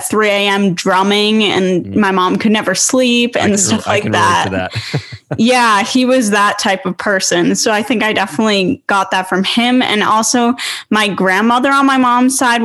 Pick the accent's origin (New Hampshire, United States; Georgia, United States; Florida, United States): New Hampshire, United States; also born or lived in Philadelphia area, Pennsylvania; I moved to New Hampshire when I was 6.